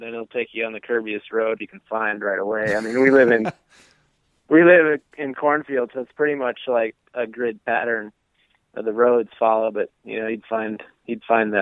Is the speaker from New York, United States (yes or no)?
no; Genoa, Illinois, United States; also born or lived in Kirkland, Illinois; I grew up in Genoa, Illinois.